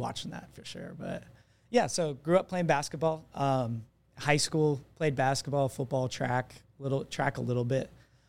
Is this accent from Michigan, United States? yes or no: no; Arizona, United States; also born or lived in California; I was born in Southern California, but moved to Arizona when I was, my memory goes back to Arizona.